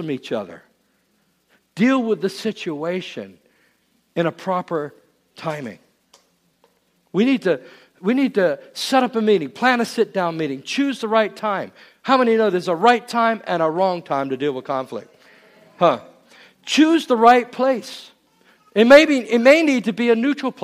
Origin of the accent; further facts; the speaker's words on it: England, United Kingdom; moved away; I was born in England